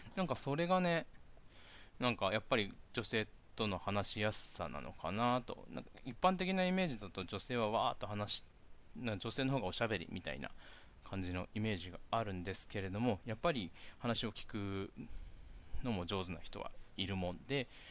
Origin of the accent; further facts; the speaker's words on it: Miyakojima, Okinawa, Japan; moved away as an adult; also born or lived in Tokyo; 僕はあの、宮古島から上京しまして